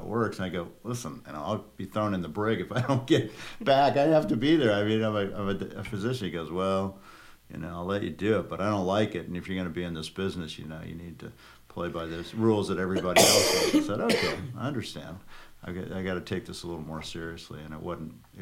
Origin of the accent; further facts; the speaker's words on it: New Mexico, United States; moved away; I grew up in New Mexico.